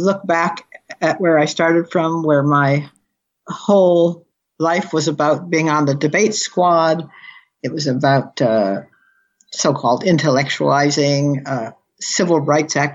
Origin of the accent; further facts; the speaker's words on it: near Camarillo, California, United States; moved away; also born or lived in Detroit, Michigan / New Zealand; I was born in Detroit, but I was dragged up about 30 miles from Camarillo